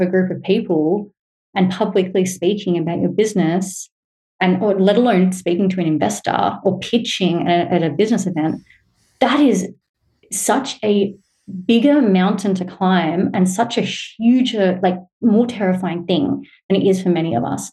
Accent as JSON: {"language": "English", "country": "Australia", "said": "it's probably quite obvious by my accent, but to put it out there, I'm a white Australian woman"}